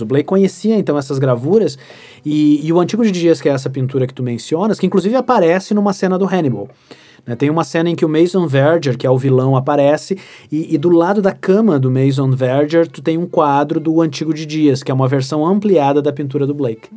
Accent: Santa Maria, Rio Grande do Sul, Brazil; also born or lived in Porto Alegre; Eu sou natural de Santa Maria. Eu, já morei, eu já morei em outras cidades do Rio Grande do Sul por causa do trabalho do meu pai

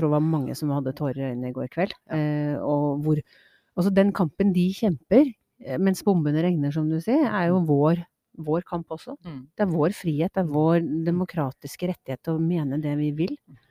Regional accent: Trøndelag, Norway; now in Asker, Norway; Jeg var skikkelig trønder i går

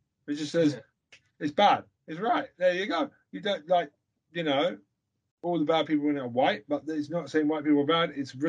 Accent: United Kingdom; I'm British.

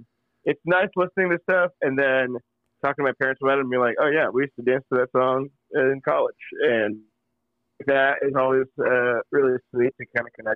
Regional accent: United States; also born or lived in India / Kuwait; I came here when I was seven, so yeah, I'm first generation, yeah.

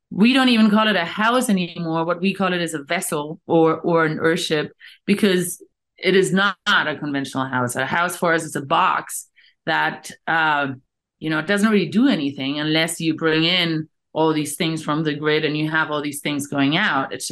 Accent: Canary Islands, Spain; moved away; also born or lived in Australia / South Africa / Namibia; I'm originally from the Canary Islands, and uh, worked actually in the corporate world for a while, um, then lived in Australia for a while, lived in South Africa and Namibia for a while

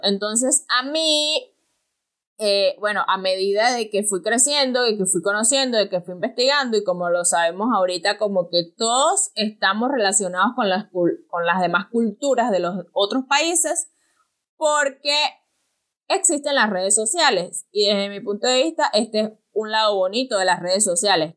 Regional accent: El Pilar, Venezuela; queda cerca de Pilar, de donde yo soy.

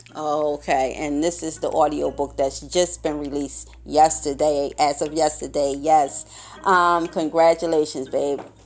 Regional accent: Philadelphia, Pennsylvania, United States; being from Philadelphia, growing up in Philadelphia all my life

